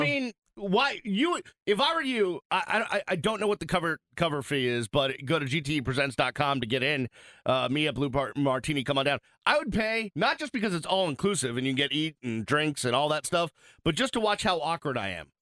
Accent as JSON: {"language": "English", "town": "Boston", "region": "Massachusetts", "country": "United States", "moved": "yes", "lives_now": "Miami, United States", "said": "I'm from Boston"}